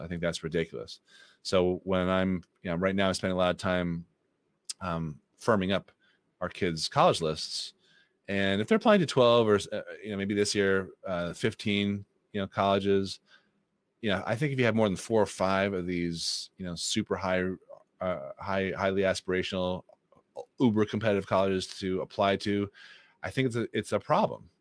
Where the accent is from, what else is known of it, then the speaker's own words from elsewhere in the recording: Boston, Massachusetts, United States; who I grew up with in the Boston area